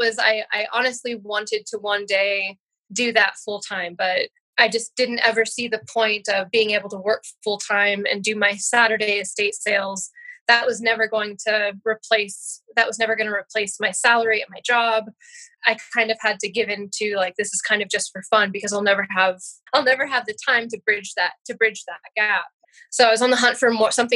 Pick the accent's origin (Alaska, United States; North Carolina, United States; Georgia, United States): Alaska, United States; I was born and raised in Alaska